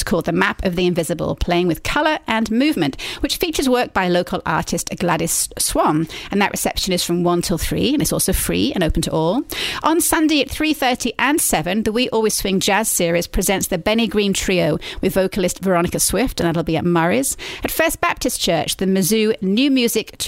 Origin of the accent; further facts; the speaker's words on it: England, United Kingdom; accent: English; now in Columbia, United States; my English accent